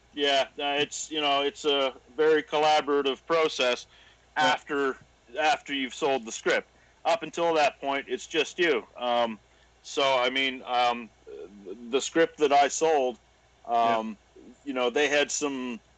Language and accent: English; Cumberland County, Nova Scotia, Canada; moved away as an adult; now in Halifax, Canada; originally, I grew up in Cumberland County, uh, about halfway between Wentworth